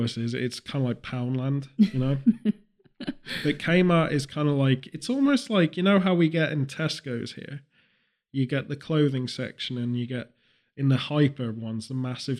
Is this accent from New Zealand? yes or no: no; United Kingdom